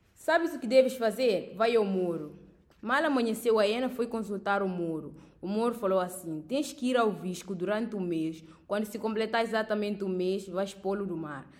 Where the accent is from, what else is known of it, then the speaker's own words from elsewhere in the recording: Guinea-Bissau; sou da Guiné-Bissau